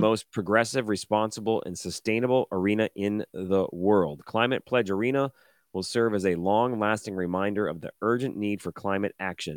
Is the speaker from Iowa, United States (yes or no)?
no; Detroit, Michigan, United States; I'm not from Seattle. I grew up in Detroit.